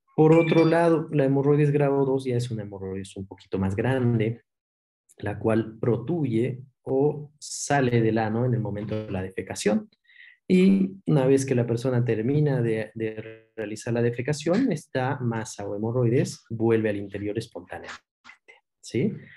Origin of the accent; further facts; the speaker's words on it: Cochabamba, Bolivia; moved away as an adult; also born or lived in Buenos Aires, Argentina; yo soy cochabambino